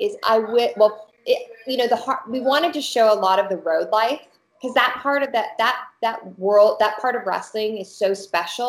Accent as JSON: {"language": "English", "region": "Arkansas", "country": "United States", "moved": "yes", "lives_now": "Los Angeles, United States", "said": "I'm from Arkansas originally, my family, and I love Arkansas as a state to shoot"}